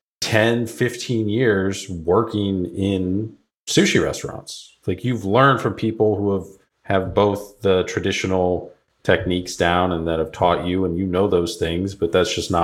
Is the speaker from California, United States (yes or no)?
no; Cape Cod, Massachusetts, United States; I grew up on Cape Cod